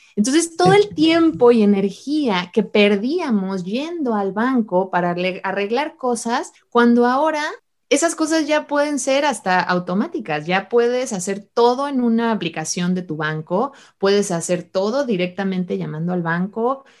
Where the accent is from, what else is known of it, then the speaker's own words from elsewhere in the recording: Mexico; moved away as an adult; also born or lived in Utah, United States; now in United States; cómo llegué de México a, Estados Unidos a estudiar la carrera